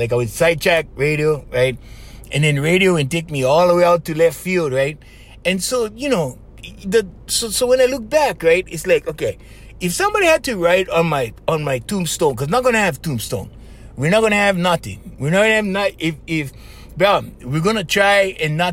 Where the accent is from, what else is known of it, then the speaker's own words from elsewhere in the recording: Kauai, Hawaii, United States; where I come from Kauai